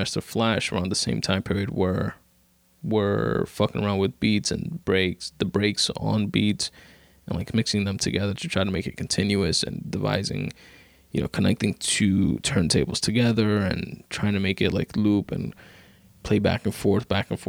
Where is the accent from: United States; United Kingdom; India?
United States; New York City, New York; I live in New York, right? I'm from Queens.